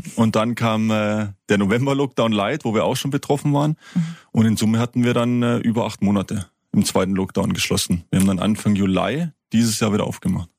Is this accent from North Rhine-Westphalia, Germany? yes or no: no; High Black Forest, Baden-Württemberg, Germany; da ich ja ein, ein Kind des Hochschwarzwaldes bin